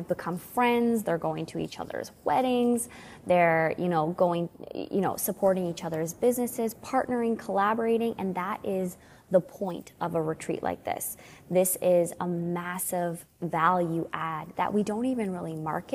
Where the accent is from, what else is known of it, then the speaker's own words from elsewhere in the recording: Canada; also born or lived in Alberta; my sister-in-law and I, we're from Canada, and we live in Alberta